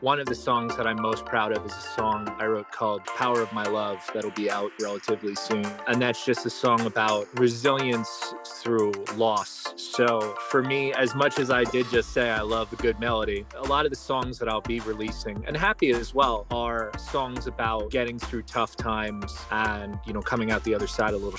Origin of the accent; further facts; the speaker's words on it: New Jersey, United States; I'm from New Jersey, which is of course the home of …